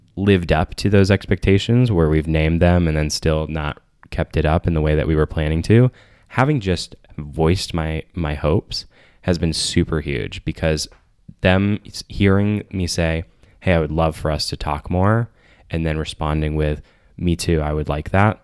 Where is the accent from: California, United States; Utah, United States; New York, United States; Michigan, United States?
Michigan, United States; Saline; moved away as an adult; also born or lived in Ann Arbor, Michigan; now in Chicago, United States; I moved from Saline, Michigan to Ann Arbor for college